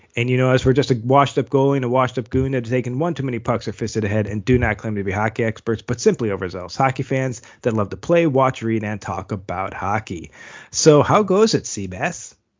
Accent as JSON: {"language": "English", "town": "Buffalo", "region": "New York", "country": "United States", "tie": "born or raised there", "said": "my hometown Buffalo"}